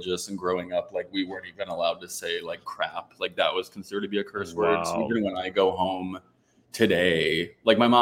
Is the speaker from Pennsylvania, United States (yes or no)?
yes; Philadelphia, Pennsylvania, United States; moved away as an adult; also born or lived in Washington, D.C.; now in Florida, United States; I grew up around Philly, like I said, 40 minutes out